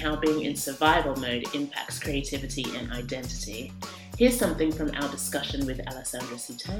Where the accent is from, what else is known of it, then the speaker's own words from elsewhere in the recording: Sydney, New South Wales, Australia; now in London, United Kingdom; I grew up in Sydney, Australia, and now I live in London.